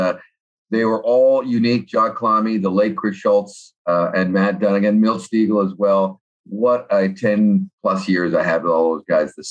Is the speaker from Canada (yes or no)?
yes; Vancouver, British Columbia, Canada; I grew up in Vancouver listening to C-Fox